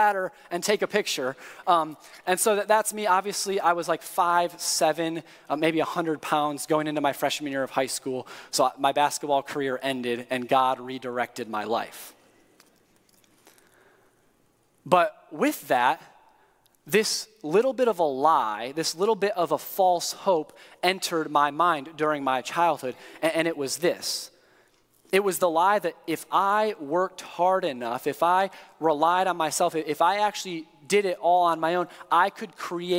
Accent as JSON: {"language": "English", "town": "East Lansing", "region": "Michigan", "country": "United States", "tie": "born or raised there", "moved": "yes", "lives_now": "Indiana, United States", "said": "I grew up in East Lansing, 5 minutes away from the Breslin Center where the Spartans played"}